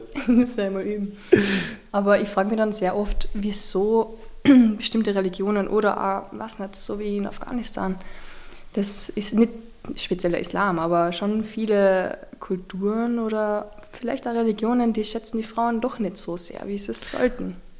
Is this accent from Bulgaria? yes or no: no; Austria; als gebürtiger Österreicherin